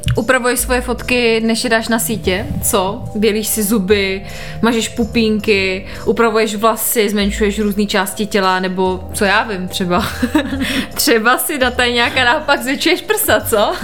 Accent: Moravia, Czechia; jak se říká u nás na Moravě, víš, po našom

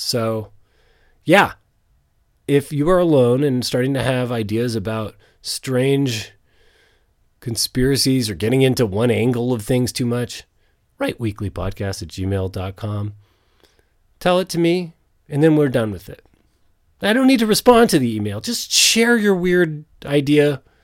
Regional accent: Canada; as a Canadian in Canada

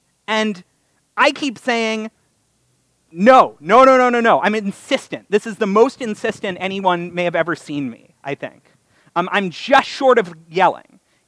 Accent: Connecticut, United States; also born or lived in Los Angeles / Toronto; I was born in L.A., I grew up in Connecticut and then Toronto

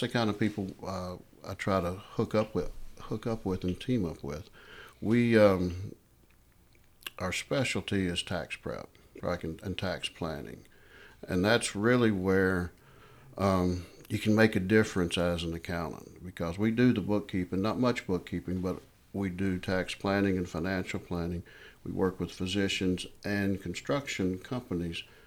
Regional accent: Hendersonville, Tennessee, United States; an office out here in Hendersonville, which is my hometown

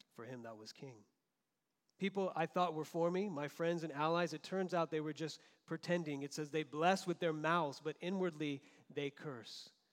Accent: Florida, United States; moved away; also born or lived in Southern California; growing up in Florida

